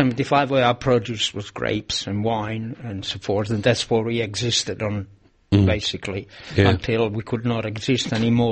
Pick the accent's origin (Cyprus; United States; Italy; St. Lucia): Italy; moved away as an adult; now in Melbourne, Australia; I am Italian, always will be